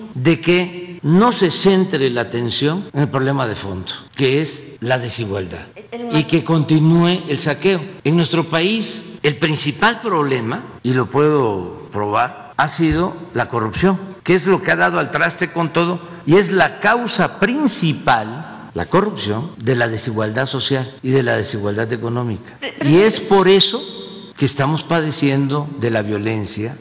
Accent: Mexico

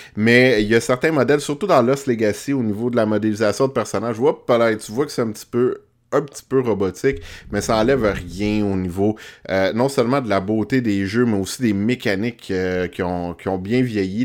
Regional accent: Montreal, Quebec, Canada; je suis un petit Montréalais.

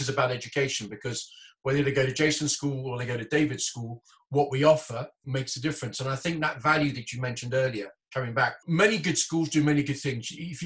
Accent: Hong Kong; moved away; I grew up in Hong Kong

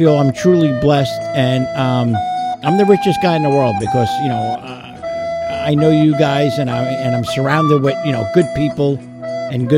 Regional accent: New York, United States; now in Florida, United States; I'm still a New Yorker

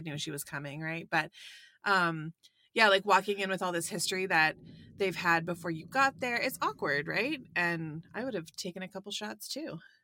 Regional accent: Sarnia, Ontario, Canada; moved away; I'm from Sarnia originally.

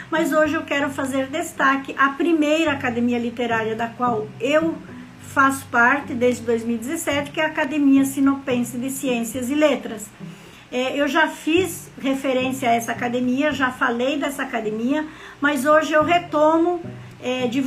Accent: Rio Grande do Sul, Brazil; moved away as an adult; now in Mato Grosso, Brazil; Sou gaúcha, morando em Mato Grosso desde 2011 e eu tenho o título de cidadã matogrossense

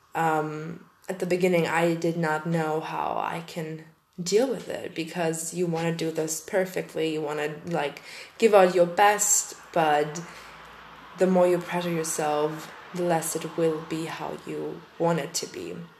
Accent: Germany; English is a second language; I'm from German eh, I'm from Germany, and um, English is not my mother tongue

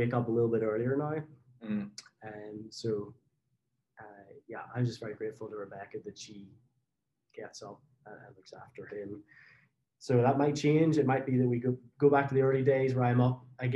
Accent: Northern Ireland, United Kingdom; moved away as an adult; I am from Northern Ireland originally, moved here

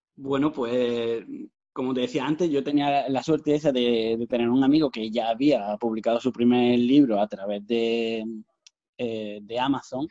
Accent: Granada, Andalusia, Spain; also born or lived in Dos Hermanas, Seville; llevo viviendo prácticamente toda mi vida en Granada, porque nos vinimos con. Yo tenía dos años y medio

